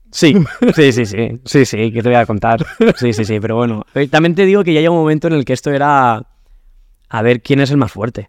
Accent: Alcázar de San Juan, Castilla-La Mancha, Spain; moved away as an adult; also born or lived in Madrid; por eso le tengo tanto cariño a mi pueblo. Hmm porque igual que lo pasé tan mal cuando era chaval

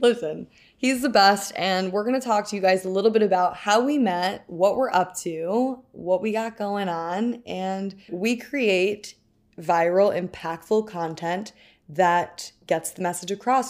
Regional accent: New York City, New York, United States; I was born and raised in New York City.

